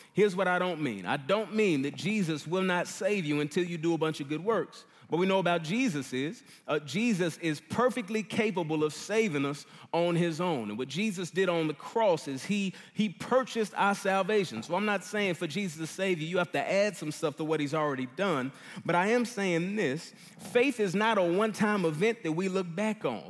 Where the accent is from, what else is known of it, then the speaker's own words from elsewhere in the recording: Dallas, Texas, United States; moved away; I'm from Dallas, uh, grew up here